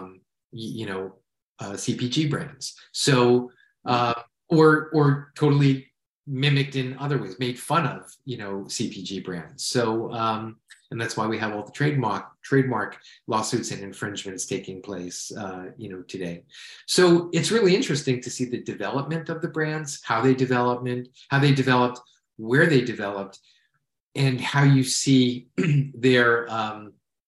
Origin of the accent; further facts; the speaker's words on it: New York, United States; being a New Yorker